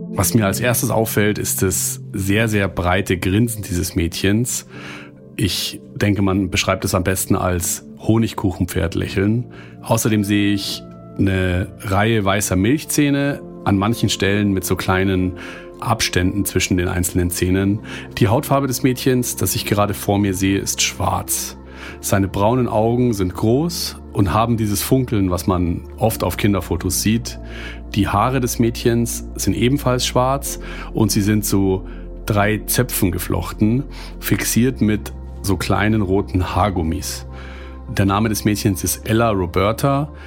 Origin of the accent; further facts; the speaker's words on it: Germany; hier bei uns in Deutschland